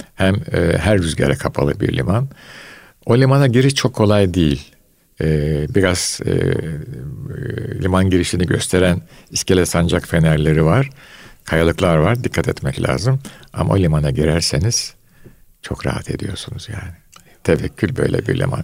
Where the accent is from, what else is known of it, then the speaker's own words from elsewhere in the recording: Istanbul, Turkey; Fatih vesaire bu muhitlerde büyüdüm.